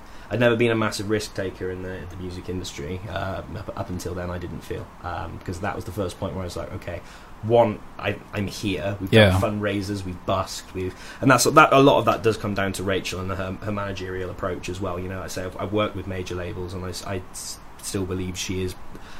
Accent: United Kingdom; I was the only British guy there, I think. And I was like, right, yeah, so … I'm British and I make country music.

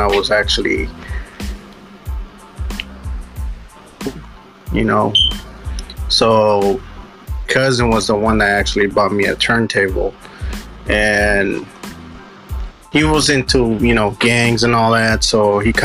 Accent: Richmond, California, United States; I'm actually from Richmond, California, the Bay Area.

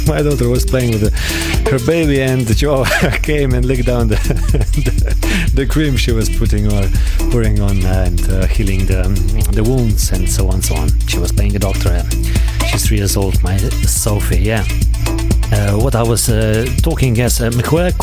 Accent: Slovenia; We are streaming live from Slovenia, from my hometown.

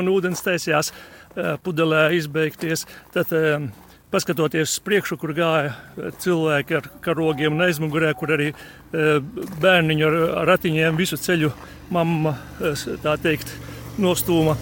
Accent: Līvāni, Līvāni Municipality, Latvia; Es tieši nāku no Līvāniem

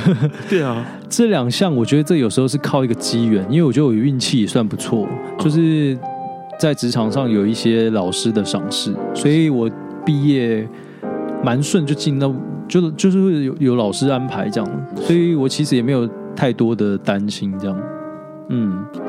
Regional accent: Yilan County, Taiwan; 我是宜兰人，所以是比较乡下的国小

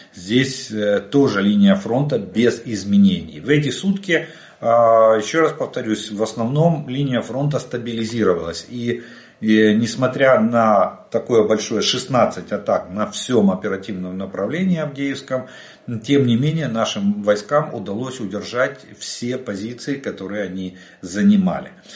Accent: Ukraine; мы из Украины

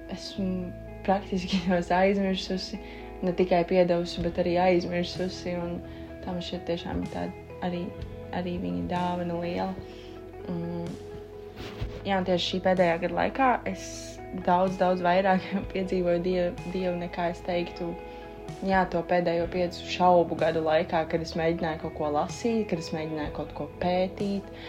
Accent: Dobele / Jelgava, Zemgale, Latvia; es oriģināli esmu no Domelas Slīpsvītra Jālgavas

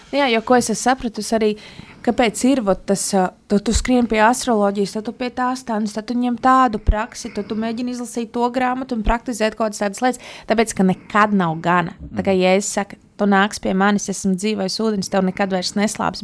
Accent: Latvia; mēs taču esam latvieši

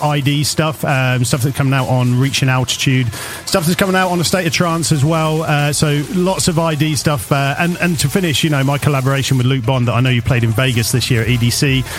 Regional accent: Norfolk, East of England, United Kingdom; now in Northampton, United Kingdom; from the UK, from the Midlands in Northampton. Originally a Norfolk boy, which is out on the coast.

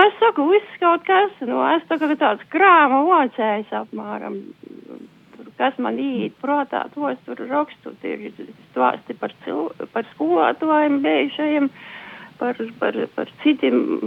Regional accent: Latvia; also born or lived in Saldus district; es atgriežos te savā dzimtajā pusē pie vecākiem

